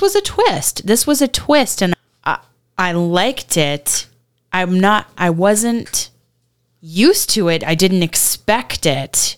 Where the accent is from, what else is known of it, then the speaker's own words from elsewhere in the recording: Virginia, United States; I was born in Virginia